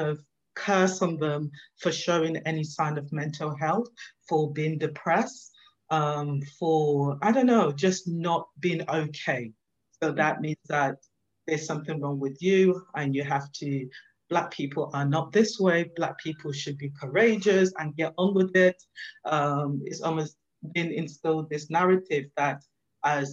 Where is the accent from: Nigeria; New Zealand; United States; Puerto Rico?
Nigeria; also born or lived in London, United Kingdom; I was born in London. And then at the early age of about one, my parents decided to move me to Nigeria